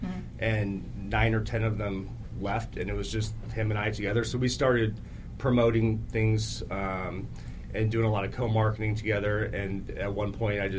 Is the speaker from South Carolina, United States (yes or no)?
no; Tempe, Arizona, United States; also born or lived in Gilbert, Arizona; live in Gilbert, born and raised in Tempe